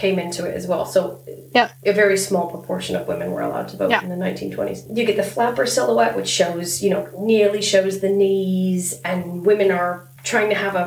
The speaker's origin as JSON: {"language": "English", "region": "Southern California", "country": "United States", "tie": "born or raised there", "said": "we were raised in Southern California"}